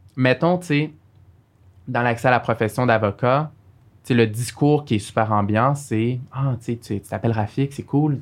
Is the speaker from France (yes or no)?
no; Montreal, Quebec, Canada; also born or lived in Algeria; J'ai grandi à Saint-Michel